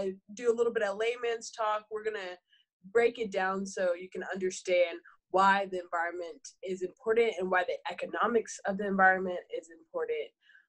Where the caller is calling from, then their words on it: Texas, United States; I'm calling in from Texas.